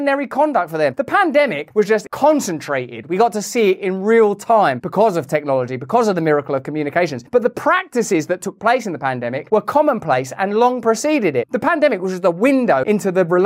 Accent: United Kingdom; I'm British

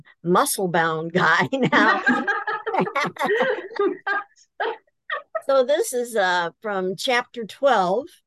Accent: Central Illinois, United States; moved away as an adult; also born or lived in Fremont, Michigan; now in Michigan, United States; I'm originally from Central Illinois

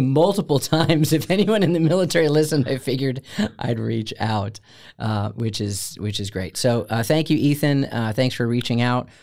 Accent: outside of Chicago, Illinois, United States; moved away; also born or lived in Florida; I grew up outside of Chicago

